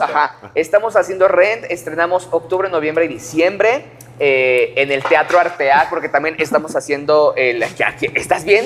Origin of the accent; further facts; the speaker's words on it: Puebla, Mexico; soy de Puebla